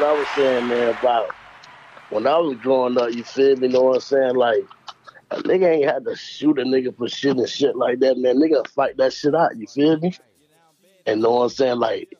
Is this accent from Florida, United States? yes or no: yes; Miami Gardens, Florida, United States; moved away as an adult; now in Jacksonville, United States; When I was staying in Cherry Bay back in the days.